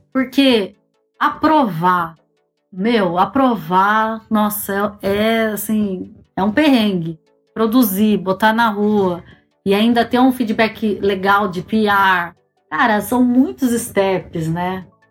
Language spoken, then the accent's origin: Portuguese; Campinas, São Paulo, Brazil; moved away as an adult; also born or lived in Germany; now in England; eu sou de Campinas, interior de São Paulo